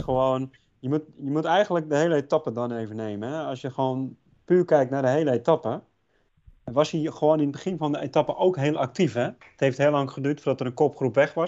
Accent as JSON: {"language": "Dutch", "country": "Netherlands", "said": "wij als Nederlanders"}